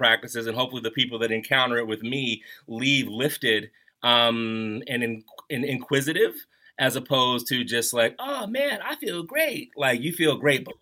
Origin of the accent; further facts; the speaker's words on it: Baltimore, Maryland, United States; moved away as an adult; also born or lived in Washington, D.C. / New York; now in Denver, United States; I'm from like the Baltimore area